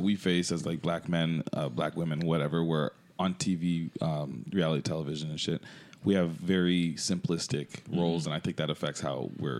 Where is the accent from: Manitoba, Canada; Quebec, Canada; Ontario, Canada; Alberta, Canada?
Ontario, Canada; Toronto; because I'm from Jane and Finch originally